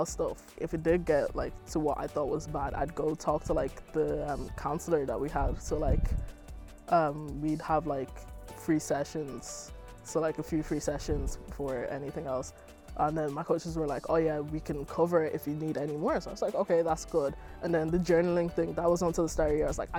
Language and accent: English; Ireland; accent: Irish; moved away; my Irish accent came out more